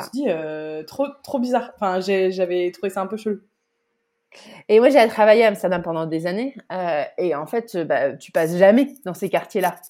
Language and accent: French; Bordeaux, Nouvelle-Aquitaine, France; moved away as an adult; also born or lived in Le Havre area, Normandy; now in Netherlands; Je suis née à Bordeaux et j'ai grandi dans la région bordelaise jusqu'à ce que j'ai 11 ans.